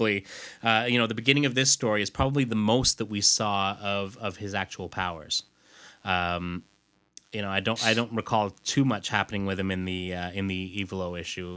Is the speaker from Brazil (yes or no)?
no; United Kingdom; being British myself